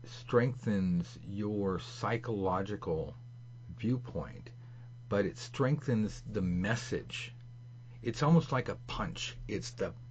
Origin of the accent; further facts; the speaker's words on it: Los Angeles, California, United States; Hollywood, California, not Hollywood, Florida